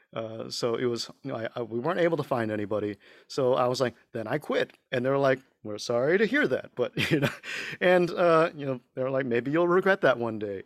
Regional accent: Houston, Texas, United States; first language Mandarin; moved away as an adult; also born or lived in Dallas, Texas / Beijing, China; we moved to Houston, and that's where we kind of grew up, went to high school

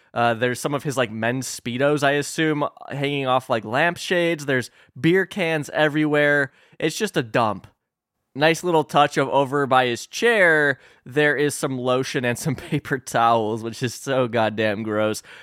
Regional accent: Illinois, United States; my home state of Illinois

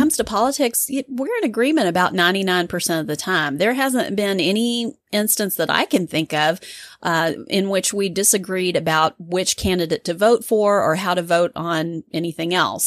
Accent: United States; being an American

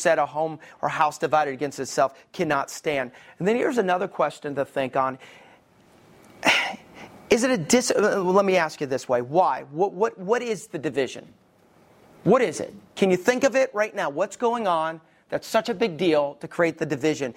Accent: the Bible Belt, United States; I grew up in the Bible Belt and I stayed in the Bible Belt.

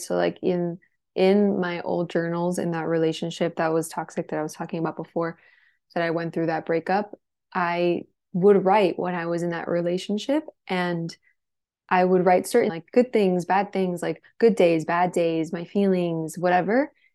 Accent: Miami, Florida, United States; born or raised there; moved away as an adult; also born or lived in Los Angeles

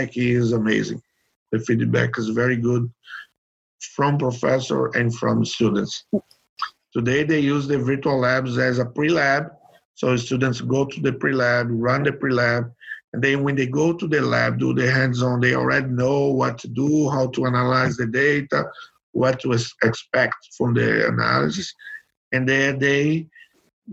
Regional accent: Brazil; I'm from Brazil.

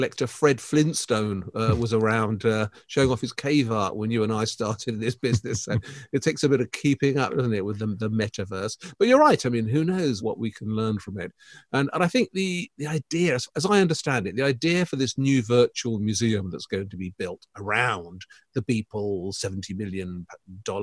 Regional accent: Reading, South East England, United Kingdom; my hometown of Reading

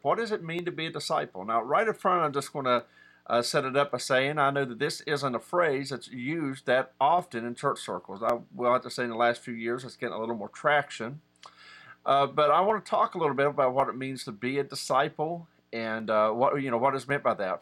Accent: West Virginia, United States; I'm a West Virginian. I'm from and of West Virginia

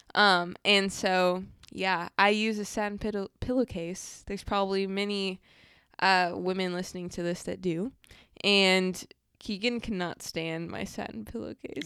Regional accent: Moreno Valley, California, United States; moved away; I grew up in Moreno Valley, California.

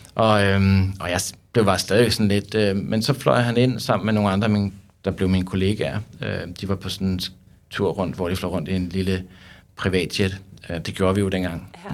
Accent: Søborg, Capital Region of Denmark, Denmark; jeg kommer fra Søborg

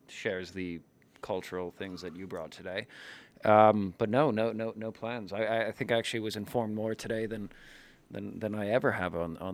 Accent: New York, United States; you know, to me, that's mind blowing to me as a New Yorker.

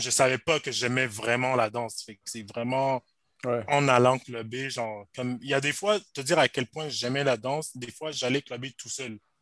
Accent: Montreal, Quebec, Canada; also born or lived in Rosemont, Montreal; j'ai grandi à Outremont

